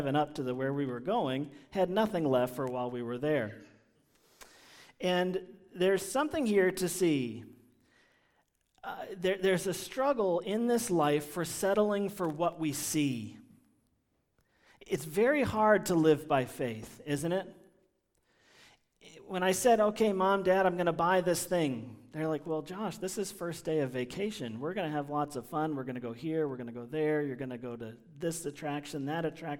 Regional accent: Washington, District of Columbia, United States; I grew up in Washington, D.C.

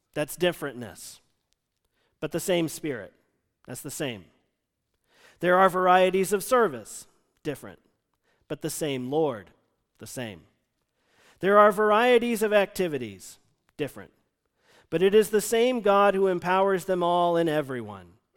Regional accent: United States; moved away; the church he and I grew up in outside Washington, D C

